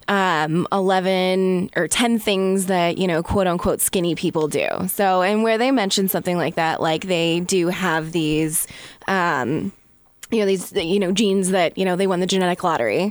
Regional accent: Las Vegas, Nevada, United States; now in San Diego, United States; I grew up in Las Vegas, and in Las Vegas, I feel like it's very, a lot of fast food

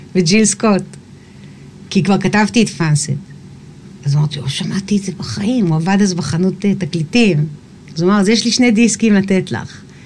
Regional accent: Eilat, Southern District, Israel; גדלתי באילת

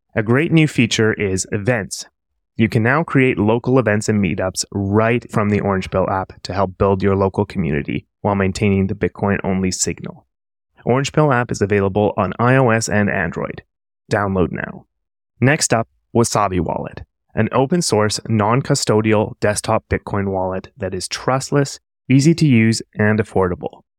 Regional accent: Canada; moved away; I'm from Canada originally

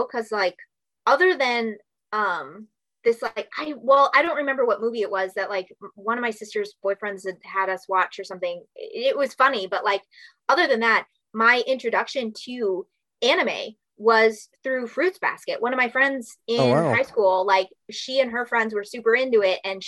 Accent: Minnesota, United States; accent: Minnesotan; I'm from Minnesota.

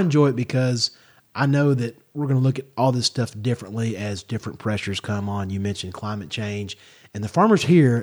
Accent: Kentucky, United States; moved away as an adult; now in San Luis Obispo County, California, United States; my home state of Kentucky

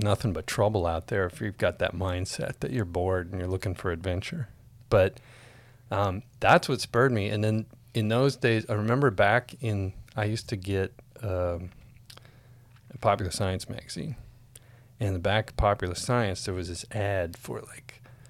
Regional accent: Jamestown, North Dakota, United States; moved away; I grew up in Jamestown, North Dakota

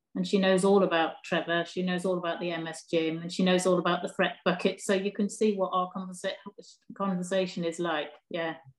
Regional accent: Durham, North East England, United Kingdom; also born or lived in Newcastle; I was born in Durham, which is about 15 miles away

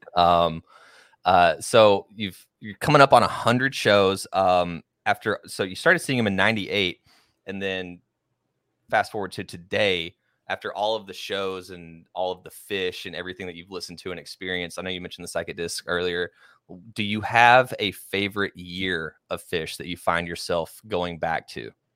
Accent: Oklahoma, United States; I grew up in Oklahoma

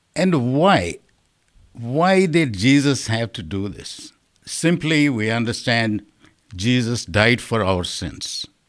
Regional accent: India; moved away; my understanding of Lent growing up in India is purely the season of suffering.

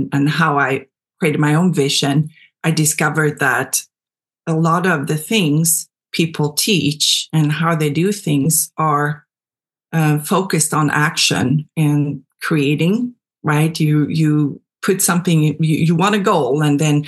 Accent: Sweden; moved away as an adult; now in United States; I am from Sweden originally. I moved to the U.S. back in 2002, I want to say.

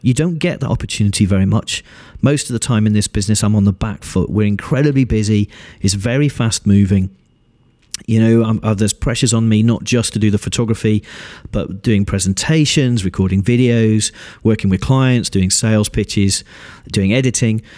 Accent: United Kingdom; being British

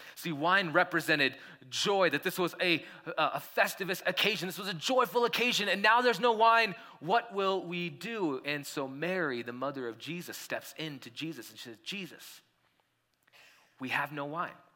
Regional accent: India; now in Colorado, United States; when I was growing up in India

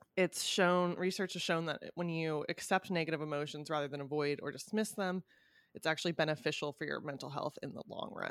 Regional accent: California, United States; moved away; my hometown, uh, Cal Cal can be a very fucking bizarre place

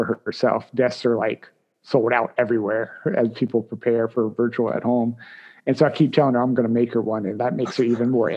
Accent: Williamsburg, Virginia, United States; I grew up here in Williamsburg

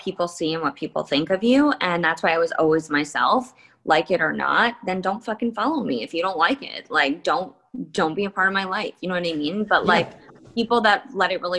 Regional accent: Livingston, New Jersey, United States; I grew up in New Jersey.

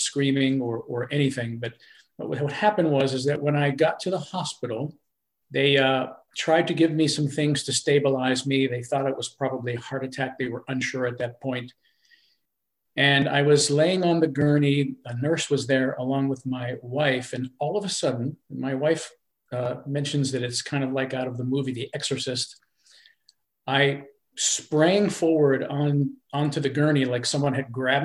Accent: Pennsylvania, United States; now in North Carolina, United States; my hometown of Pennsylvania

